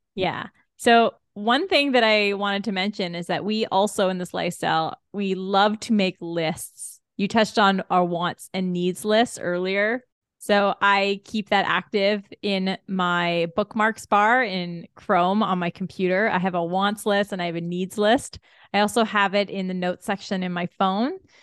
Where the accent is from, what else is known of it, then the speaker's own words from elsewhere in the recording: Canada; as a Canadian when you don't get this much sun often